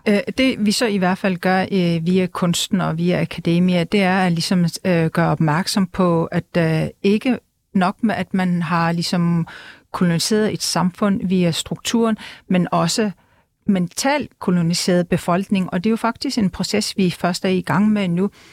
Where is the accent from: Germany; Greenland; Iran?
Greenland; first language Greenlandic; Danish is a second language; jeg talte grønlandsk med min familie og venner